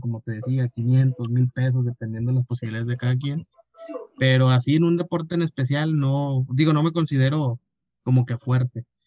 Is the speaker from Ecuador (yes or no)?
no; Mexico; como todo mexicano